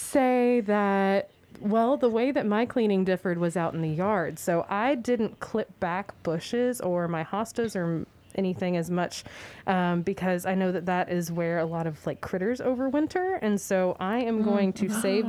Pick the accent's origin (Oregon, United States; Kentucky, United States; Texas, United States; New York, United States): Kentucky, United States; Louisville; We're from Metro Louisville